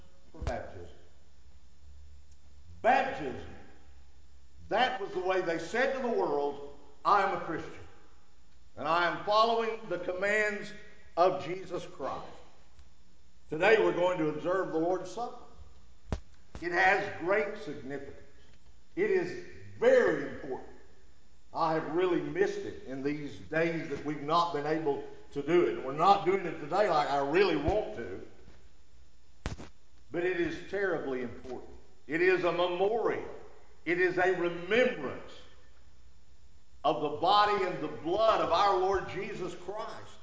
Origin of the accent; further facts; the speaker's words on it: United States; us as Americans